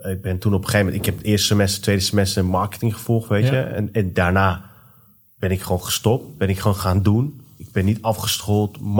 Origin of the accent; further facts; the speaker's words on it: Iran; om de richting waar wij als Iraniërs zeg maar, in zitten.